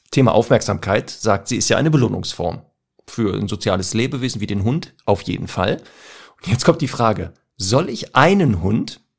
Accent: Ruhr area, North Rhine-Westphalia, Germany; ich komme ja aus dem Ruhrgebiet

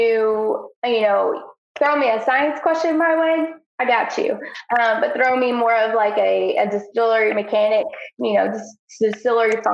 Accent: Danville, Kentucky, United States; moved away as an adult; now in Lexington, United States; I am Danville born and raised. I am. I've lived in Lexington now for 11 years.

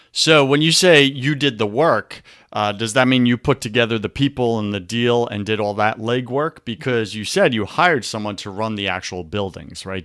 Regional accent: Long Island, New York, United States; I grew up in New York, you know, and in New York, I remember on Long Island

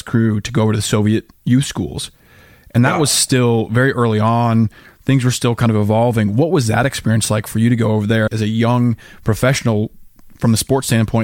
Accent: Colorado, United States; Colorado, my home state

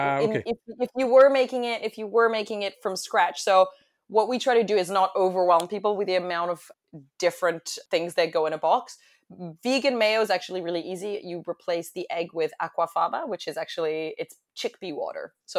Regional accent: London, United Kingdom; also born or lived in Paris, France; I am originally from France. As American as I sound, I am French, completely French. I was born in Paris, moved to London at a young age and did tons of traveling.

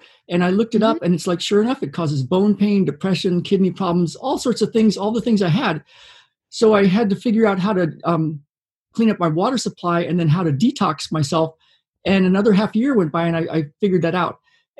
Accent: Del Rio, Texas, United States; moved away as an adult; now in Washington State, United States; Not that little of a town, 20,000 people, Del Rio, Texas, Southwest Texas.

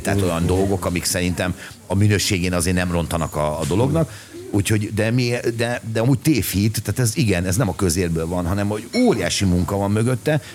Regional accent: Hungary; igazából Magyarországról jöttem

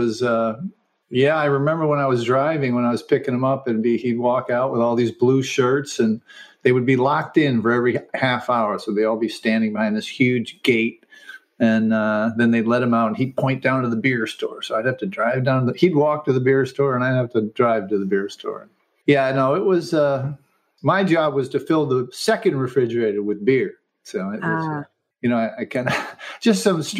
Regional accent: Syracuse, New York, United States; now in Los Angeles, United States; Central New York. Syracuse, in the middle of the Finger Lakes

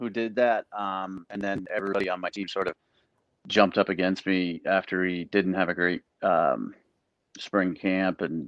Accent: Northeast, United States; I am from the Northeast, not a football hotbed

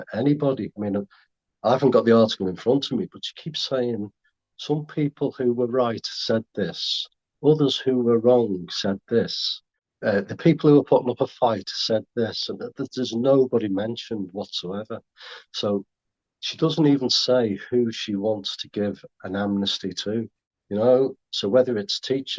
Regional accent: Merseyside, North West England, United Kingdom; I come from, I'm from Merseyside

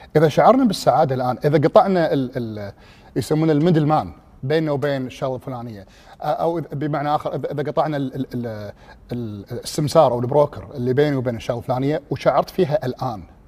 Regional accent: Kuwait; also born or lived in England; انا من الكويت

